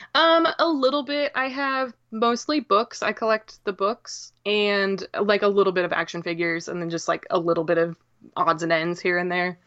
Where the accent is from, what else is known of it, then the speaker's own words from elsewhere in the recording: Downs, Illinois, United States; I am from central Illinois